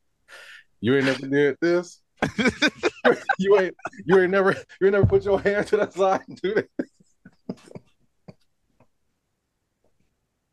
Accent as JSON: {"language": "English", "town": "Los Angeles", "region": "California", "country": "United States", "said": "I'm from Los Angeles."}